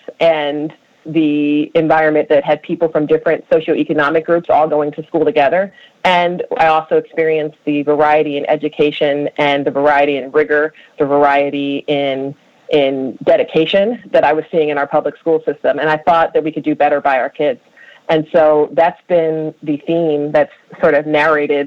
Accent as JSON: {"language": "English", "town": "Philadelphia", "region": "Pennsylvania", "country": "United States", "tie": "born or raised there", "said": "I grew up in Philadelphia's public schools"}